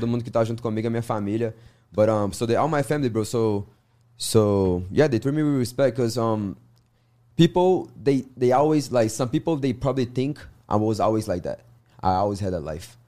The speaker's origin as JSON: {"language": "English", "region": "Minas Gerais", "country": "Brazil", "second_language": "English", "moved": "as an adult", "lives_now": "United States", "said": "I'm from Minas Gerais, terra do queijo, família"}